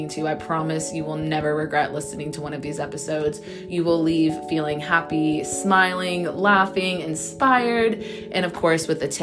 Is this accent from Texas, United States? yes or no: yes; Texas, United States; now in Orange County, United States; I am born and raised in Texas